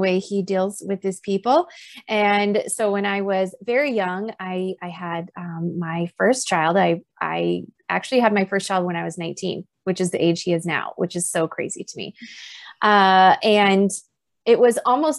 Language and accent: English; South Dakota, United States; moved away as an adult; also born or lived in North Carolina; now in Twin Cities, United States; both my husband and I were born and raised in South Dakota